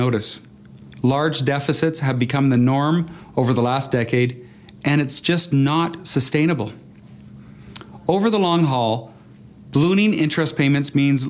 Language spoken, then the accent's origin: English; Fort McMurray, Alberta, Canada; I come from Fort McMurray.